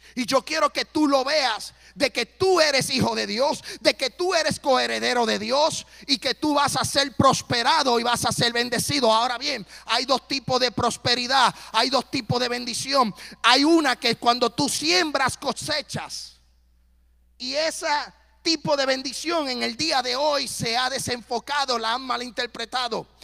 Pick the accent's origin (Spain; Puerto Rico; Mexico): Puerto Rico; now in Tennessee, United States; soy puertorriqueño